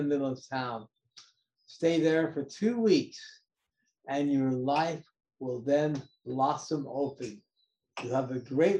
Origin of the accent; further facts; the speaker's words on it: Los Angeles, California, United States; moved away as an adult; also born or lived in Italy / New York City / Hawaii; I was raised in Los Angeles, went to UCLA. Then I lived in Italy for a while. Then I came back to New York City, lived in New York for a while, for 5 years.